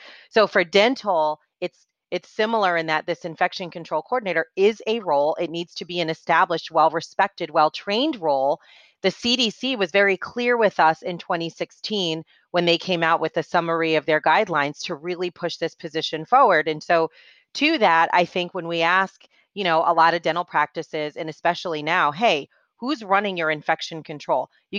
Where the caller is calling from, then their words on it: Atlanta, Georgia, United States; So I am joining you from Atlanta, Georgia.